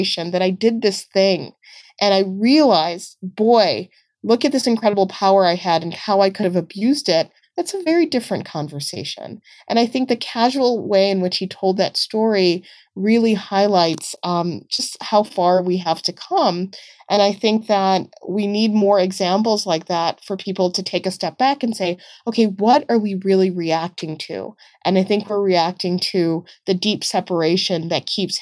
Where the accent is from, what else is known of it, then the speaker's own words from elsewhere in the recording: United States; growing up in the United States